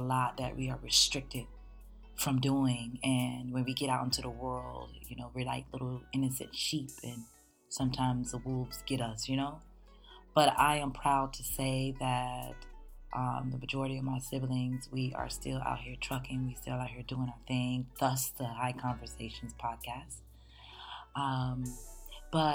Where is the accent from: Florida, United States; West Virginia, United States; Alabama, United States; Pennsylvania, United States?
Florida, United States; West Palm Beach; also born or lived in Hollywood, Florida; I am specifically from South Florida. I was born in Hollywood, Florida. Shout out to Hollywood, you know. And I was raised in West Palm Beach and Pompano